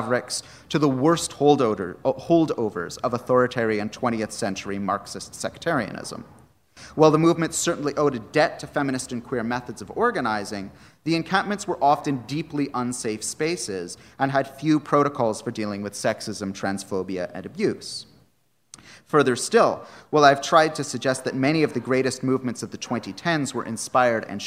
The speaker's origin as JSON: {"language": "English", "country": "Canada", "moved": "yes", "said": "my home country of Canada"}